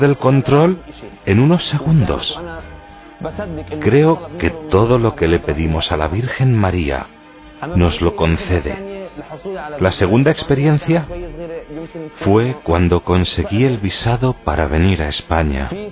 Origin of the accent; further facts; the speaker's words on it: Beit Jala, West Bank, Palestine; soy de Beijala. Beijala es un pueblo pequeño cerca de Belén